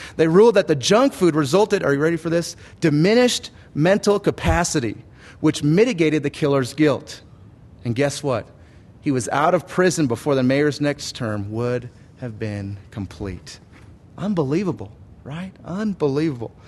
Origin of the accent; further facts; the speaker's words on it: United States; I was from America